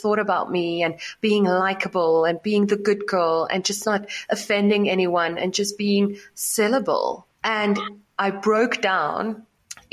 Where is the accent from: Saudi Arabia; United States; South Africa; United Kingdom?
South Africa; I grew up in South Africa in a small city